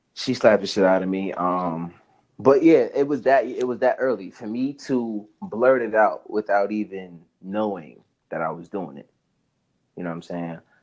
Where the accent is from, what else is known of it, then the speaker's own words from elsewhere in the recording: Spring Valley, New York, United States; also born or lived in Harlem, New York; I lived there until I was about eight years old, and then I moved up to Spring Valley